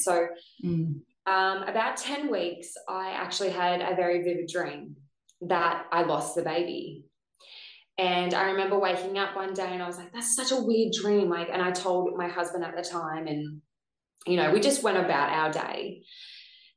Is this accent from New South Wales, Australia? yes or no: no; Gold Coast, Queensland, Australia; I'm from the Gold Coast